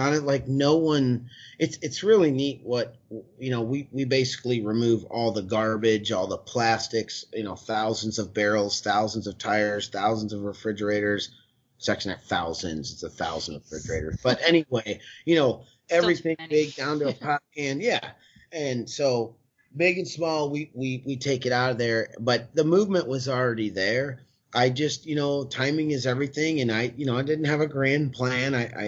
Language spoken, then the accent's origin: English; United States; I grew up right on the Mississippi River. Just my parents' house is right on the water